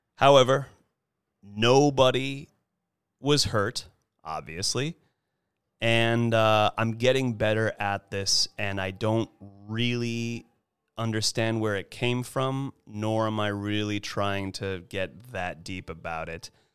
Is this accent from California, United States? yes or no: yes; Monterey Peninsula, California, United States; now in Los Angeles, United States; I'm originally from the Monterey Peninsula